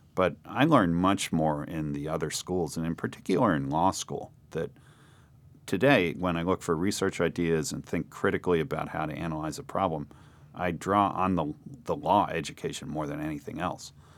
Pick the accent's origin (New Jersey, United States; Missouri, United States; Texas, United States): New Jersey, United States; Princeton; moved away; also born or lived in Cambridge, Massachusetts; I grew up in Princeton, New Jersey. I was born in Princeton.